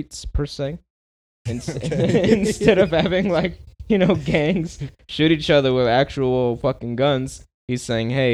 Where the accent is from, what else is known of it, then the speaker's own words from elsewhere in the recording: Denver, Colorado, United States; I've lived here all my life